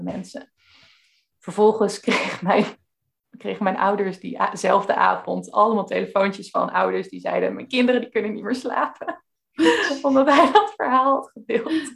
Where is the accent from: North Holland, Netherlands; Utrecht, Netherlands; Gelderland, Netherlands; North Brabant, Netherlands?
Gelderland, Netherlands; Veluwe; ik kom dus van de Veluwe ook zelf